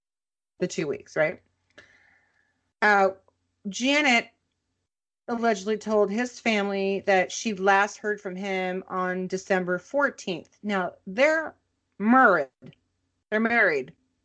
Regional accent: Minneapolis, Minnesota, United States; I'll cover it because it's my hometown.

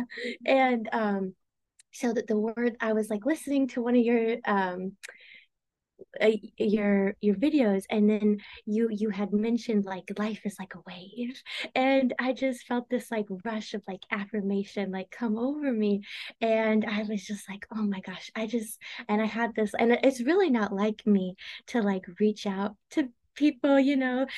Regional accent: Tulsa, Oklahoma, United States; I'm from Tulsa, Oklahoma

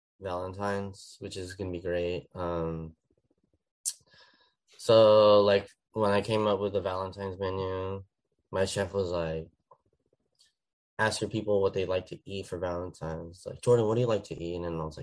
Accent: Philippines; And I was like, I'm Filipino.

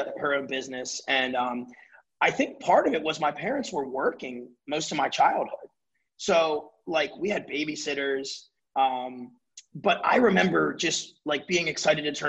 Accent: Baltimore, Maryland, United States; I was born and raised in Baltimore City

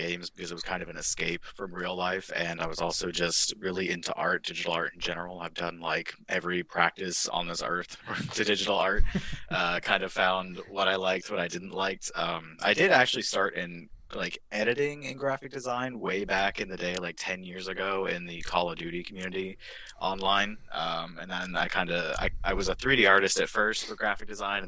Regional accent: Merriam, Kansas, United States; I'm from Merriam, Kansas, sort of a really small town area

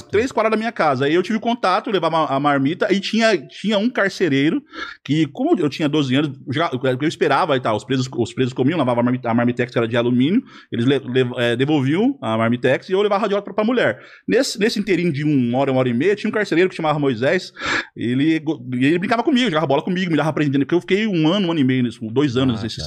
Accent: Lavínia, São Paulo, Brazil; now in Mirandópolis, Brazil; Eu sou lavinense, sou lá da sua região

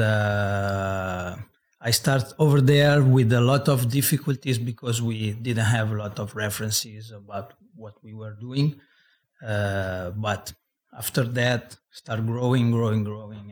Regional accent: Senigallia, Marche, Italy; I come from Senigallia. That is a very small town in Italy, about sixty thousand people

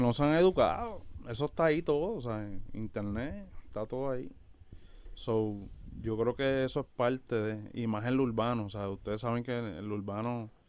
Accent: Yauco and Ponce, southern Puerto Rico, Puerto Rico; moved away as an adult; also born or lived in Bayamón, Puerto Rico; Somos del sur de Puerto Rico, de Yauco y de Ponce.

